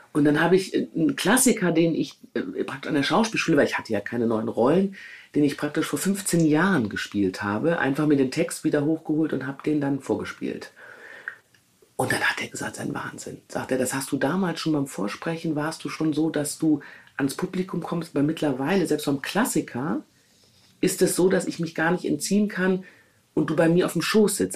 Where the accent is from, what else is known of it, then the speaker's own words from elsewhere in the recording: Düsseldorf, North Rhine-Westphalia, Germany; moved away as an adult; Düsseldorf, meine Heimat, mein soziales Netzwerk